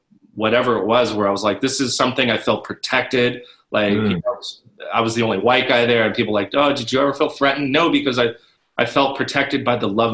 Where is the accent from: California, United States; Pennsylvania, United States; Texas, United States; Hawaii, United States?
California, United States; Los Angeles; I'm from Hollywood